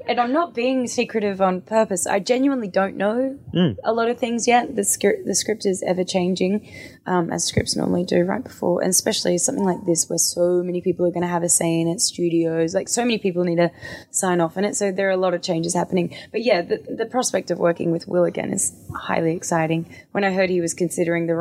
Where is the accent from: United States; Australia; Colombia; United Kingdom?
Australia; me being Australian